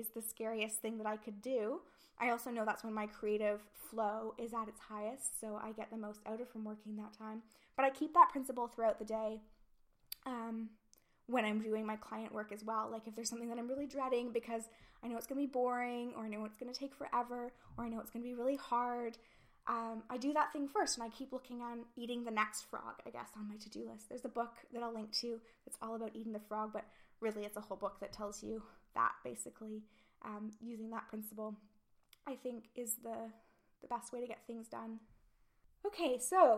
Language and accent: English; Canada; moved away as an adult; now in United Kingdom; not being British and not knowing the history or even the current situations as well as I would in Canada